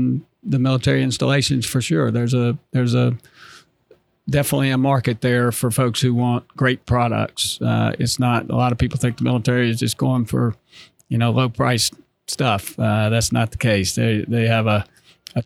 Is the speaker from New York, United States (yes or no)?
no; North Carolina, United States; moved away; I'm from North Carolina